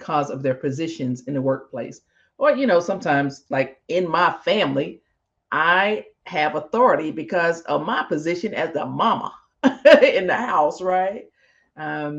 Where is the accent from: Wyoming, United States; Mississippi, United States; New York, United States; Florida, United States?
Mississippi, United States; moved away; I grew up in Mississippi